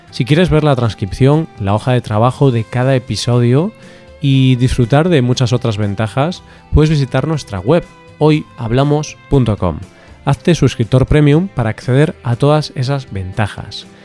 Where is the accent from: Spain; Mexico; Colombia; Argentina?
Spain; los españoles somos muy españoles